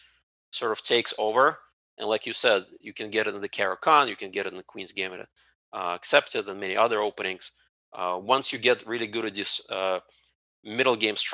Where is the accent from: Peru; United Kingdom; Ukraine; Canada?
Ukraine; now in United States; I was born in the Ukraine part of USSR